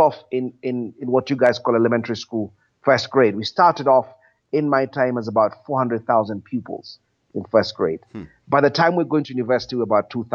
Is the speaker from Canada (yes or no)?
no; Kenya; I was born after independence in Kenya